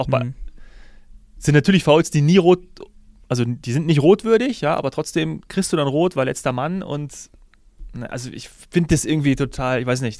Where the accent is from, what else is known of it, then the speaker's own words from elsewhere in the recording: Hesse, Germany; born there; ich hätte es natürlich, auch als gebürtiger Hesse, und äh, mein Herz schlägt ja dann doch des Öfteren für die Eintracht